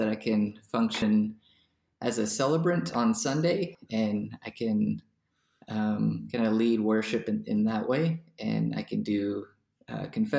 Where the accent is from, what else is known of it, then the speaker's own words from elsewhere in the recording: Greenville, South Carolina, United States; moved away as an adult; also born or lived in France / Columbia, South Carolina / Nashotah, Wisconsin; I was born in France and then my family moved to Greenville, South Carolina